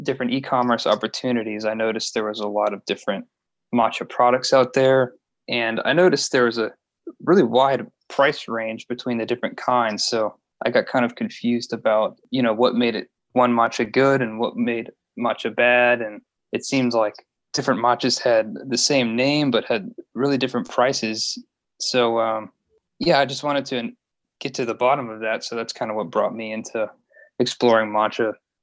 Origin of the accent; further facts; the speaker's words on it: Louisiana, United States; also born or lived in Baton Rouge, Louisiana